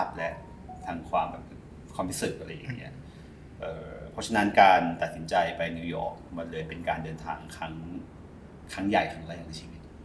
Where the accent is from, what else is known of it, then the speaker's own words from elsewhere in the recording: Nonthaburi, Thailand; พี่เป็นเด็กเป็นเด็กนนจังหวัดนนนะเกิดและเติบโตที่แถวท่าน้ำนนนะครับ